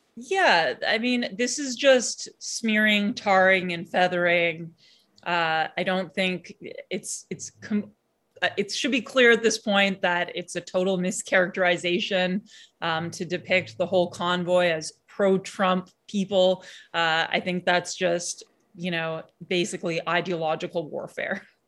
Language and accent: English; Canada; as Canadian citizens